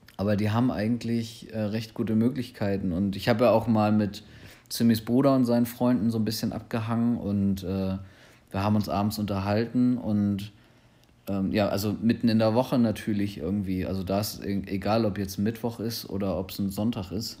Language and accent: German; Germany; speziell ich als Deutscher